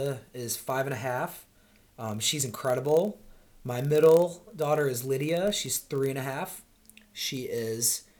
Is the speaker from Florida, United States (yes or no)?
no; Rochester, New York, United States; moved away as an adult; now in Charlotte, United States; originally from upstate New York, Rochester, New York